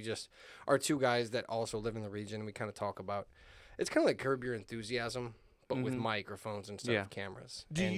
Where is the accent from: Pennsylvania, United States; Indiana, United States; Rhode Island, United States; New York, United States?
Indiana, United States; Hammond; now in Munster, United States; but I grew up in Hammond. I was raised in Hammond. I live in Munster now